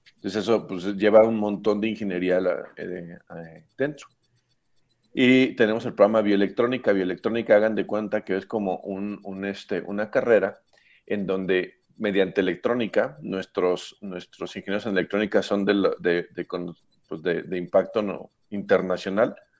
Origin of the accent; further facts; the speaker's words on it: Aguascalientes, Mexico; also born or lived in Guadalajara, Jalisco; nací en Guadalajara, pero soy de Aguascalientes, literal, así tal cual. Mm, yo me considero más bien hidrocálido, solo viví los primeros cinco años de mi vida en Guadalajara